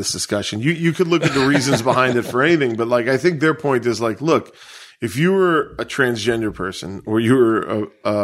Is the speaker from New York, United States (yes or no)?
yes; New York City, New York, United States; I grew up on Staten Island.